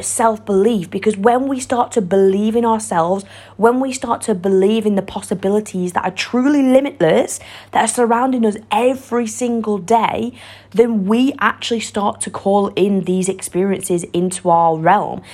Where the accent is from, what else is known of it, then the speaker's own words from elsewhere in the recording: Warrington, North West England, United Kingdom; I'm from Warrington, a little small town in north of England